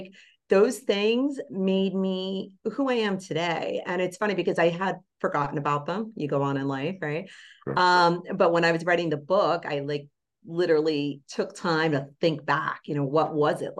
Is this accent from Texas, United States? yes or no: no; Bergen County, New Jersey, United States; that particular town I grew up in Bergen County